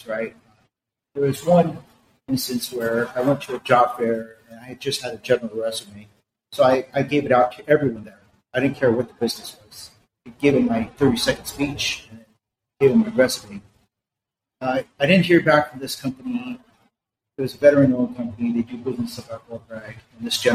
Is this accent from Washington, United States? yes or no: no; Los Angeles, California, United States; moved away as an adult; I was born and raised in East L.A.